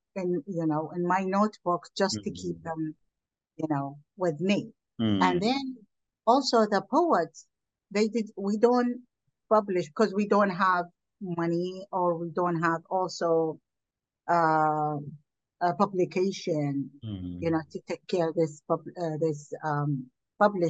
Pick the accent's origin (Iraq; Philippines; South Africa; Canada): Iraq; moved away as an adult; now in United States; I am from Iraq